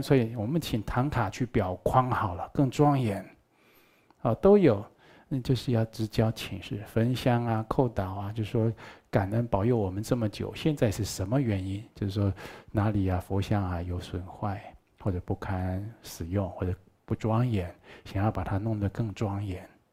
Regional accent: Taiwan; 我们台湾话叫做观音刹那

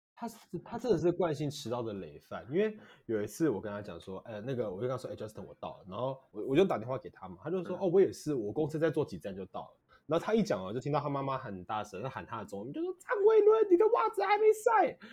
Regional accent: Taiwan; 我们台湾人会讲早安大概是中午以前

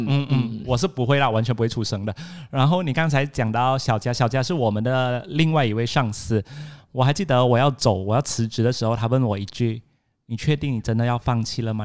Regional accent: Alor Setar, Kedah, Malaysia; 我们都是来自阿拉斯加的一个名校，叫吉华

